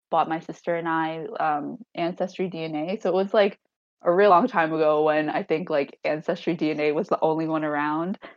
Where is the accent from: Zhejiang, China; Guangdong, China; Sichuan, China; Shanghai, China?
Zhejiang, China; Hangzhou; Um, I'm from Hangzhou, and then she was adopted from Zhujiang, China.